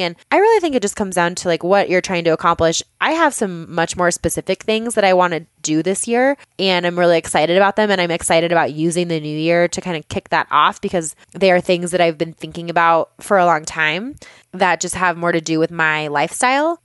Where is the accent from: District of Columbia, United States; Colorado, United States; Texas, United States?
Colorado, United States; Boulder; also born or lived in Longmont, Colorado; I live in Longmont, Colorado, and I grew up in Boulder, which is just a hop, skip, and a jump away from Longmont.